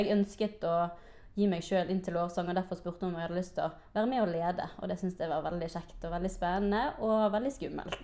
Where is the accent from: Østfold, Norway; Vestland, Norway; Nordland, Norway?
Vestland, Norway; Bergen; jeg har vokst opp i KF Bergen